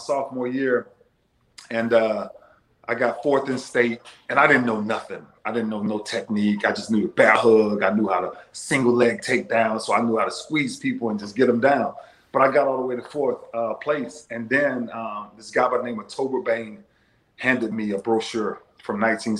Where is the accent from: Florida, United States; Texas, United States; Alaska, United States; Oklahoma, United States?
Florida, United States; I started growing up in Florida